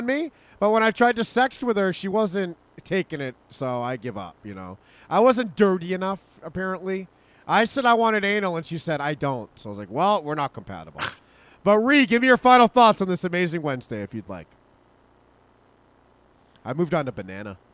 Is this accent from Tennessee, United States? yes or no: no; Massachusetts, United States; now in Nevada, United States; I'm from Massachusetts